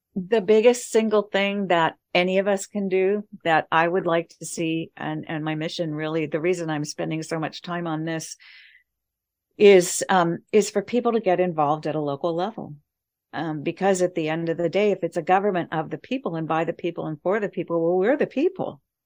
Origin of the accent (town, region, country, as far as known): United States